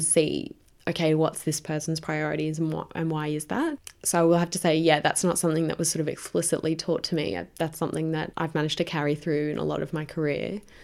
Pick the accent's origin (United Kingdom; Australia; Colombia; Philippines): Australia; Brisbane, Queensland; moved away as an adult; now in Sydney, Australia; I'm originally from Brisbane. I moved down to Sydney